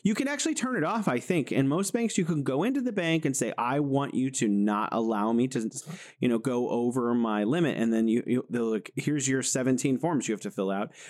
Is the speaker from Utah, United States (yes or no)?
no; California, United States; moved away as an adult; now in Wuhan, China; I'm originally from California in the United States, but I'm living here in beautiful Wuhan, China